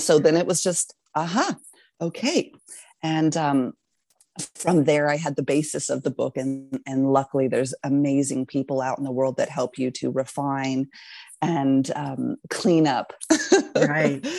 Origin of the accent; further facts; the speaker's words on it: Texas, United States; moved away as an adult; also born or lived in Alaska; I grew up in Texas actually and lived a very, I'd say, normal life there